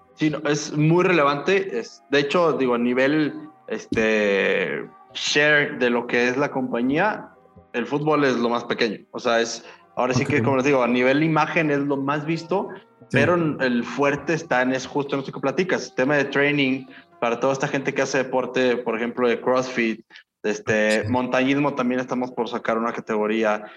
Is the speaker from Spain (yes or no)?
no; Mexico; nuestra cultura como mexicanos